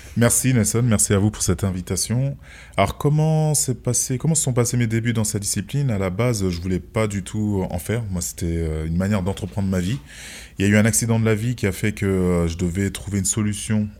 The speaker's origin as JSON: {"language": "French", "country": "France", "tie": "born or raised there", "said": "Je suis né en France"}